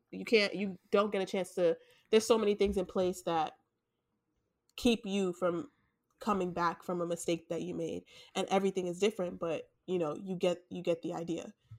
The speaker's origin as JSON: {"language": "English", "region": "New York", "country": "United States", "said": "we're from New York"}